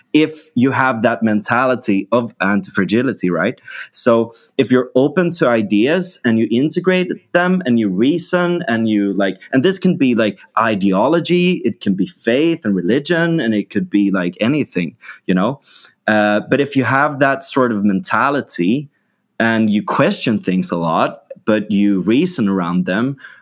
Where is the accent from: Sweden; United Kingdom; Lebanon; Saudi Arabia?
Sweden; we in, in Sweden